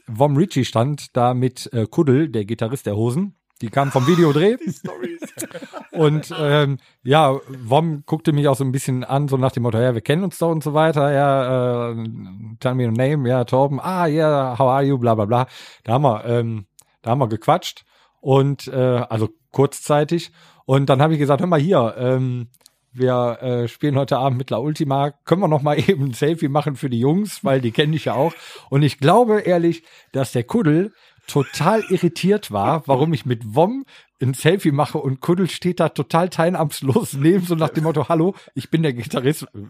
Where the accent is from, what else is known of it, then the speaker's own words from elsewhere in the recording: Rhineland, Germany; ich bin Rheinländer